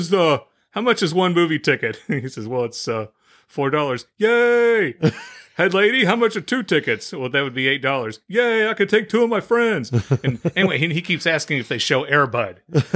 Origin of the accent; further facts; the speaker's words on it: Ireland; Guess maybe it's because I'm Irish.